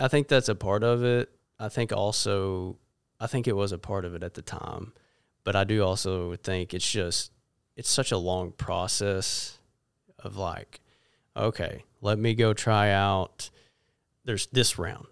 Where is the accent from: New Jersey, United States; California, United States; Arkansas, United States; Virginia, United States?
Arkansas, United States; Jonesboro; I was born and raised in Jonesboro, and, uh, been there really ever since